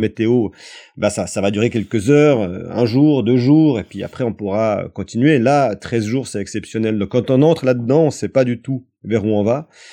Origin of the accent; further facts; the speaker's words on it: France; chez nous en France